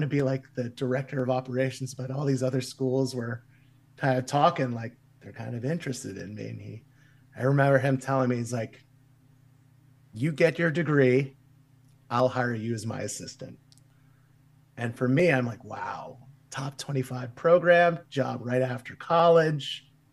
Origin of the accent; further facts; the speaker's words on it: Kansas City, Missouri, United States; moved away; also born or lived in Wichita, Kansas; growing up in Kansas City where we didn't have as much coaching resources